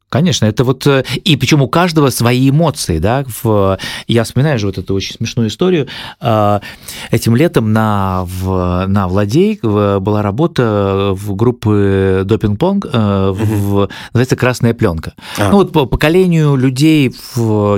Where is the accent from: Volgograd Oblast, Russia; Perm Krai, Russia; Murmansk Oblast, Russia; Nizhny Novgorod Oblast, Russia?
Murmansk Oblast, Russia; Apatity; у моего родного города Апатиты